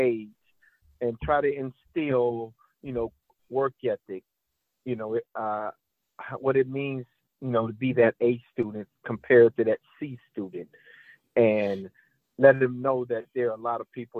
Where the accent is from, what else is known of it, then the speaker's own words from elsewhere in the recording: Holly Springs, Mississippi, United States; I grew up in the South in Mississippi, Holly Springs, Mississippi